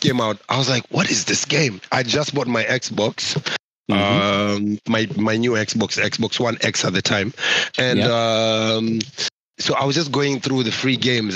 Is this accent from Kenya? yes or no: yes; Kenya; I'm from Kenya